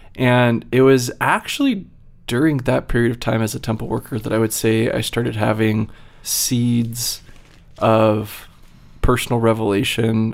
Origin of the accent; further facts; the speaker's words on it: Virginia, United States; moved away as an adult; also born or lived in Utah / New York / Massachusetts; I grew up in Virginia